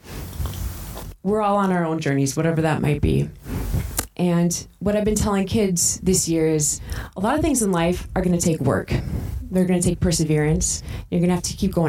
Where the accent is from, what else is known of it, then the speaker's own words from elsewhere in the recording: North Dakota, United States; I'm from North Dakota.